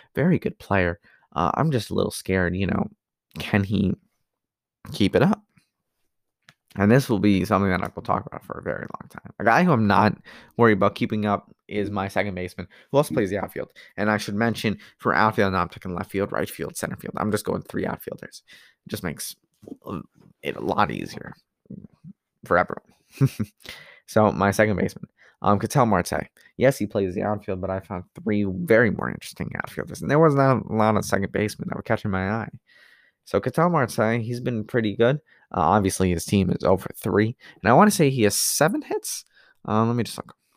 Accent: New Jersey, United States; I come from the East Coast in Jersey.

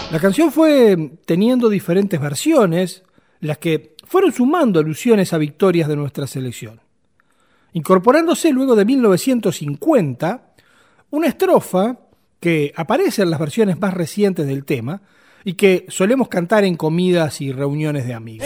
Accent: Uruguay; no somos ni argentinos ni brasileños

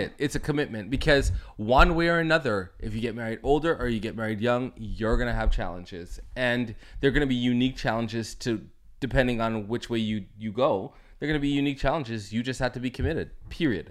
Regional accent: Toronto, Ontario, Canada; I'm from Toronto, Canada

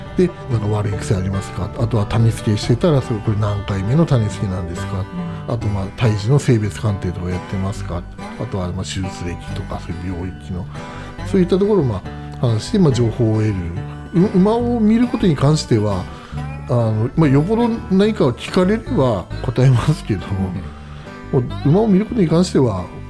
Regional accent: Hokkaido, Japan; moved away as an adult; also born or lived in Tokyo; もともと北海道出身なんですけど

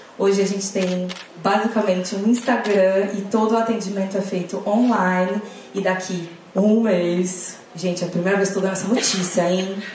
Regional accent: Goiânia, Goiás, Brazil; moved away as an adult; now in São Paulo, Brazil; Eu sou de Goiânia, eu vim para São Paulo fazer faculdade.

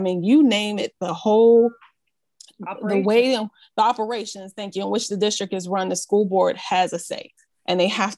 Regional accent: Pittsburgh, Pennsylvania, United States; I am a Pittsburgh native. I was born and raised in Garfield.

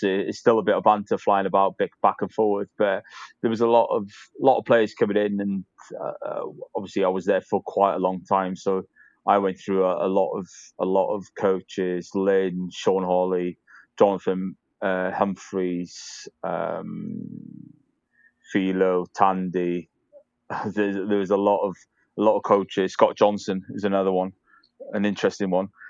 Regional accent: Caernarfon, Wales, United Kingdom; moved away; I'm from North Wales, so I, am from a place called Carnarvon

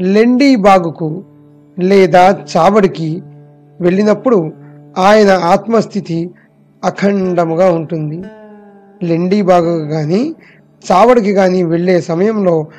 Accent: Koyyalagudem, Andhra Pradesh, India; మాది పశ్చిమ గోదావరి జిల్లా కొయ్యలగూడెం

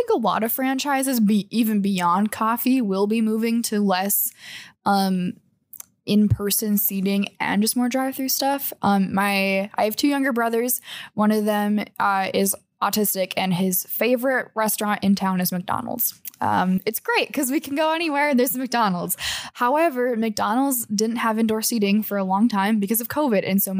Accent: Canada; Okay, never mind. And that's on being Canadian.

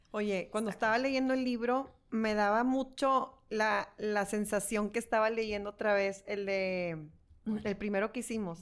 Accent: Mexico; nosotros como mexicanos

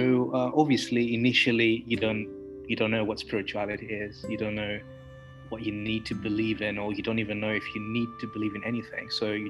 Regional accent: Greece; I'm a Hellenistic pagan. I was born in Greece. I was born a few kilometers away from the biggest temple of Dionysus.

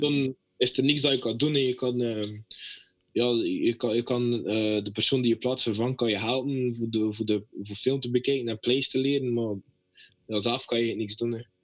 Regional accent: Belgium; moved away as an adult; now in United States

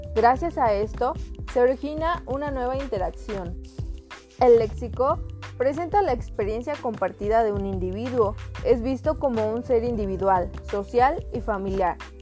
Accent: Mexico; más en el caso de nosotros como mexicanos

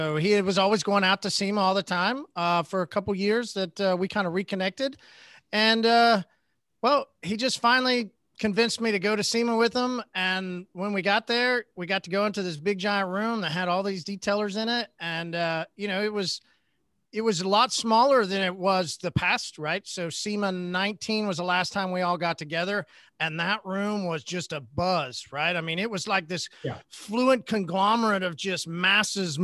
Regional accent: Oklahoma, United States; I'm from Oklahoma

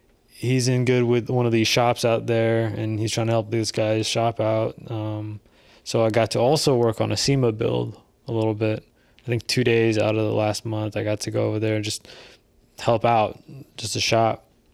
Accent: California, United States; Bro, we're from the Bay

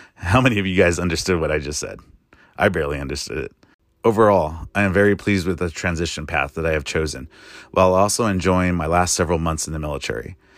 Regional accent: United States; As an American soldier

